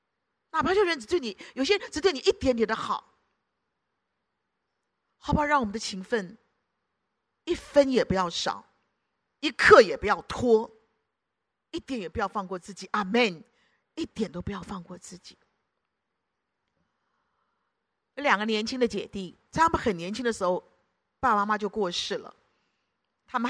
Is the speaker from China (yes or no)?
yes; Guangdong, China; 然后我们广东人讲了骂人嘛